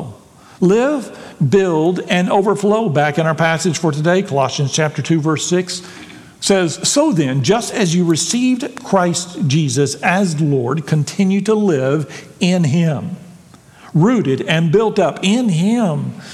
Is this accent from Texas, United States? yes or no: yes; Texas, United States; I'm a Texan